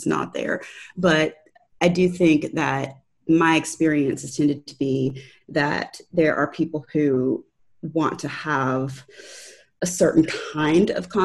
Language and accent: English; Valdosta, Georgia, United States; moved away as an adult; also born or lived in Tampa Bay area, Florida / Baltimore / Washington DC area; now in Tallahassee, United States; I grew up in a town called Valdosta, Georgia